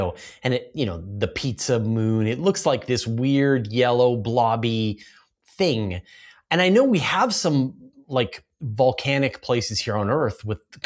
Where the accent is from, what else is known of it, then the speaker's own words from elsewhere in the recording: Vancouver, British Columbia, Canada; I grew up in Vancouver